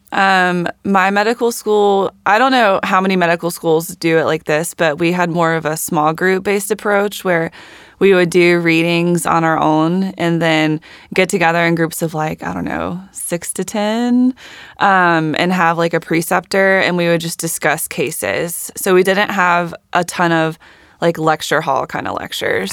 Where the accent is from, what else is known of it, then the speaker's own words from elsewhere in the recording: Warner Robins, Georgia, United States; also born or lived in Atlanta, Georgia; I grew up in Warner Robins, Georgia